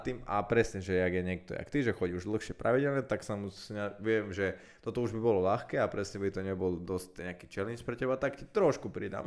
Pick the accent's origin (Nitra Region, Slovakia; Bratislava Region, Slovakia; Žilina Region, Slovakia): Nitra Region, Slovakia; Komárno; keď som chodil ešte na základnú školu u nás v Komárne